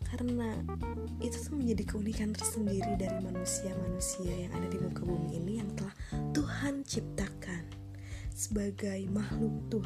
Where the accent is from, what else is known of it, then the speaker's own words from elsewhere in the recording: Bandung, West Java, Indonesia; dan gue berasal